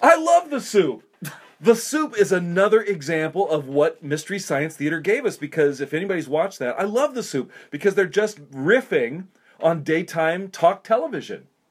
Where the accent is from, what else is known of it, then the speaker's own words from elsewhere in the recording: South Dakota, United States; I grew up in South Dakota